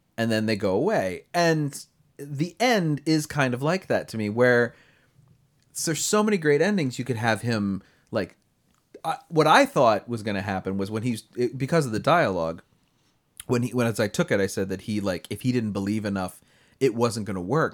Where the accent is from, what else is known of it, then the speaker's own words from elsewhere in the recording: Delaware, United States; I'm from Delaware, too